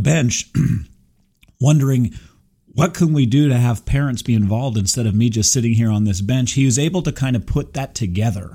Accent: Burbank, California, United States; I was born in Burbank

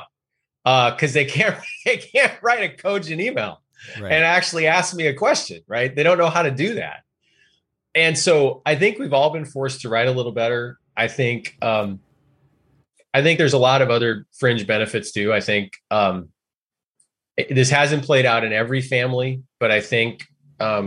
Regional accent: Oregon, United States; I'm from Oregon

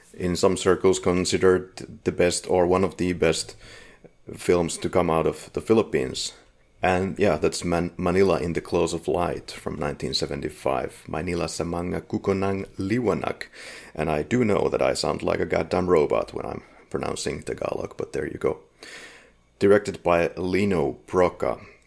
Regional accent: Finland; We're from Finland

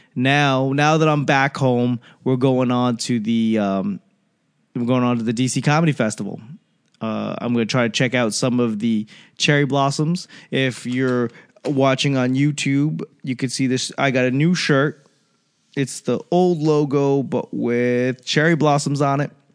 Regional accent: East Coast, United States; I'm from the East Coast.

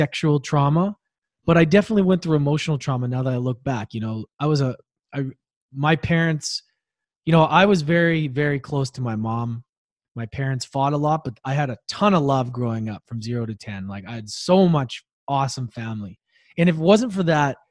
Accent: Victoria, British Columbia, Canada; also born or lived in Edmonton, Alberta; we moved from Edmonton to Victoria 2 years later

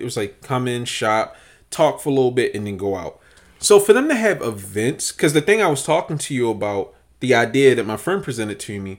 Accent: Baltimore, Maryland, United States; Like, let's not front like Baltimore's known for its fashion. Most people assumed I was from New York growing up because I could dress.

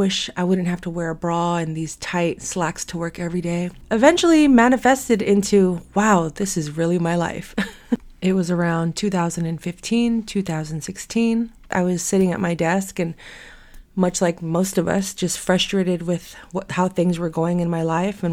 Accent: San Francisco, California, United States; born and raised in San Francisco, still fortunate to live here

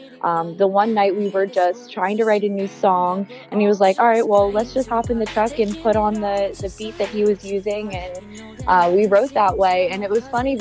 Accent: Bucks County, Pennsylvania, United States; also born or lived in Poconos / Philadelphia suburbs; I'm from Bucks County. I'm kind of from all over Pennsylvania.

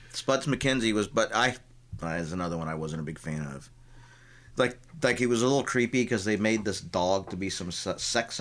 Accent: Tampa, Florida, United States; growing up in Tampa

